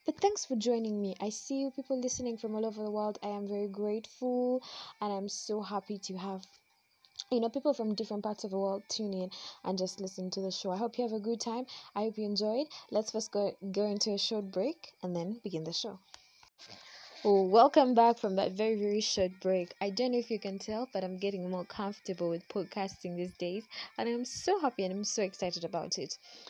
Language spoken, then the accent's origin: English; Uganda; I have a great time doing this because I'm from Uganda.